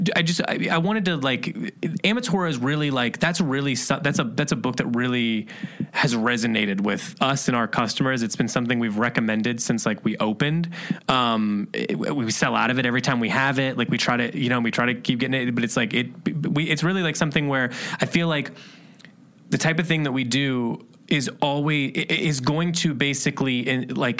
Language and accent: English; Indiana or Ohio, Midwest, United States; moved away; we're from Indiana and Ohio